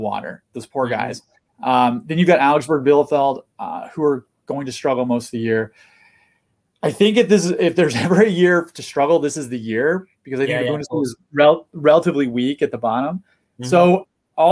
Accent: United States; as an American sports fan

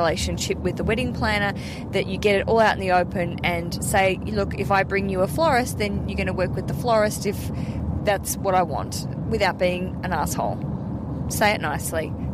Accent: Australia; We're Australian.

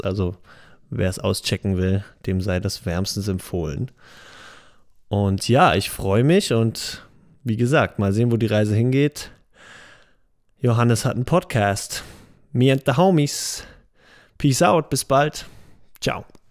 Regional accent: Heidelberg, Baden-Württemberg, Germany; now in Mainz, Germany; ich bin 26, geboren in Heidelberg, lebe aber in dem schönen Mainz

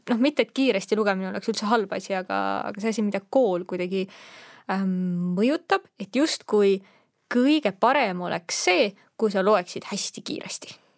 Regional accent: Estonia; also born or lived in Netherlands; ma olen eestlane

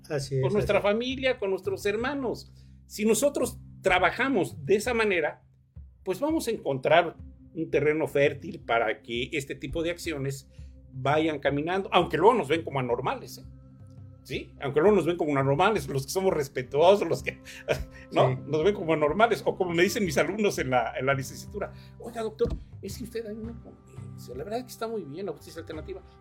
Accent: Acatlipa, Morelos, Mexico; yo nací en Acatlipa, vivo donde nací en la parcela de mi abuela, ¿no?

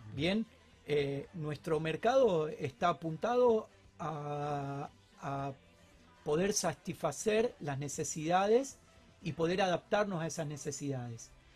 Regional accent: Argentina; en Argentina estamos acostumbrados a los momentos críticos

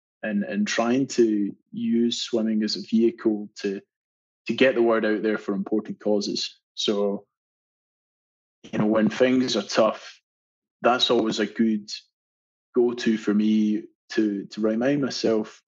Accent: Scotland, United Kingdom; moved away as an adult; now in Australia; I love being Scottish. It is and will always be home for me.

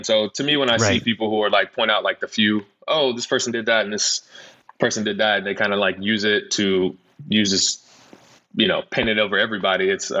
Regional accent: the South, United States; I grew up in the South.

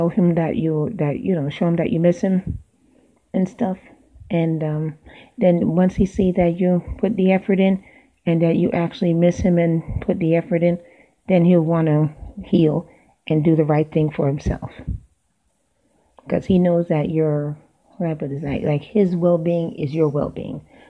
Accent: New York, United States; now in Florida, United States; I'm from New York

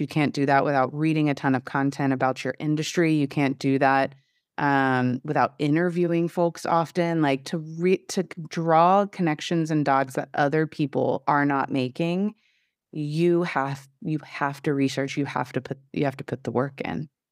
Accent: Southeast Texas, United States; I come from Southeast Texas

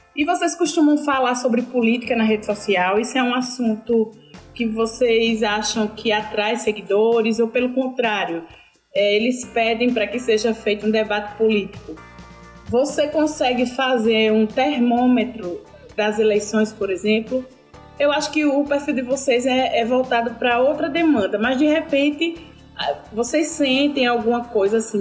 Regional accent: Piranhas, Alagoas, Brazil; como eu sou de Piranhas

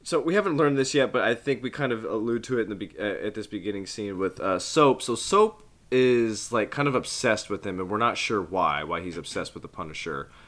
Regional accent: Midwest, United States; being a Midwesterner

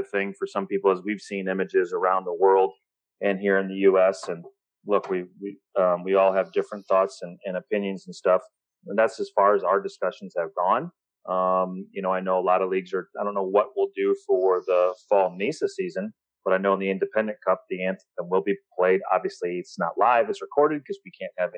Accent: Midwest, United States; now in Chattanooga, United States; growing up in the Midwest

